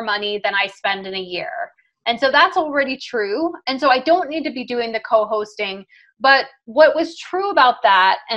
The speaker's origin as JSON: {"language": "English", "country": "Jamaica", "tie": "born or raised there", "said": "I was born in Jamaica"}